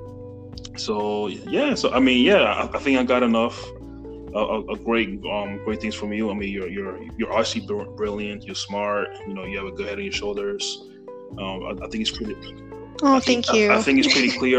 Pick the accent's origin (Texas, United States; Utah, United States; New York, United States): New York, United States; I'm from New York